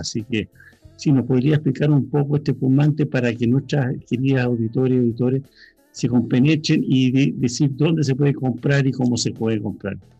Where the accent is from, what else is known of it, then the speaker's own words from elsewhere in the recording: Santiago, Santiago Metropolitan Region, Chile; siendo acá santiaguino